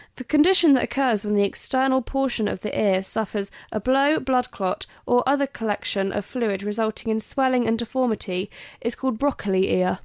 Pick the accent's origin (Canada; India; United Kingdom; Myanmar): United Kingdom; England; I'm English.